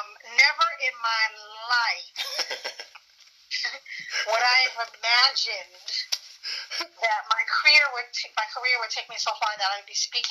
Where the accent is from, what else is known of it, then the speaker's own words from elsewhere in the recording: New York, United States; also born or lived in Philadelphia, Pennsylvania / Ghana; I grew up in New York. Prior to growing up in New York, I came to New York when I was 8 or 9.